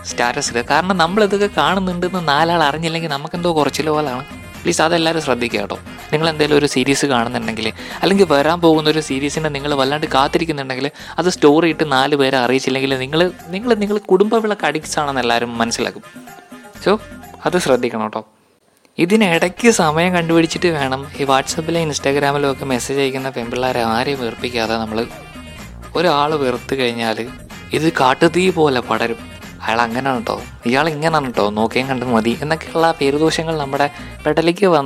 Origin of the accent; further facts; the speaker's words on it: Kerala, India; ഞാൻ മലയാളിയാണല്ലോ എനിക്കത് കാണണം